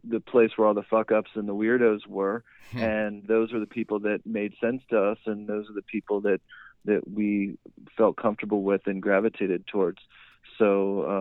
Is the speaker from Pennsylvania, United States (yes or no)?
yes; Shaler, Pennsylvania, United States; now in Pittsburgh, United States; I'm actually from Shaler, so bit outside the city